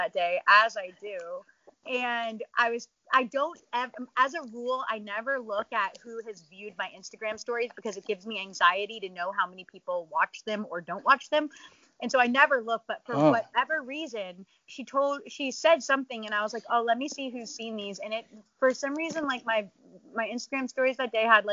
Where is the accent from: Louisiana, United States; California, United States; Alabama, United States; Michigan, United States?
Louisiana, United States; moved away; also born or lived in San Antonio, Texas; growing up in Louisiana